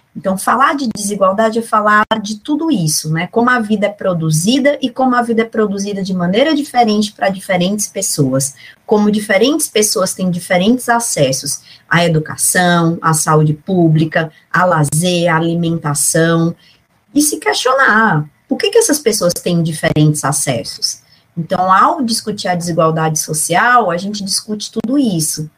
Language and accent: Portuguese; Fortaleza, Ceará, Brazil; eu sou cearense, sou de Fortaleza, né, cidade onde eu nasci, que eu conservo ainda bastante sotaque.